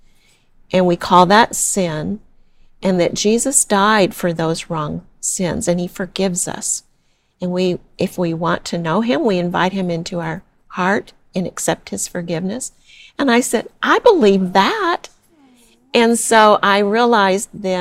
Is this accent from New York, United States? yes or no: no; Amarillo, Texas, United States; also born or lived in Austin, Texas / San Clemente, California; now in Orlando, United States; I was born in Amarillo, Texas, and I now live in Florida, here in Orlando